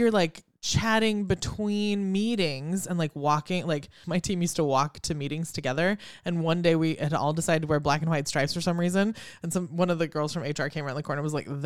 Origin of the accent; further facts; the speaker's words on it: China; born there; I don't know if we've told everybody I was born in China, but like I have a Chinese name.